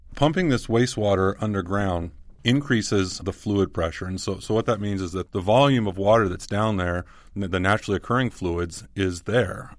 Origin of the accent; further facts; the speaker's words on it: Southern California, United States; I grew up in Southern California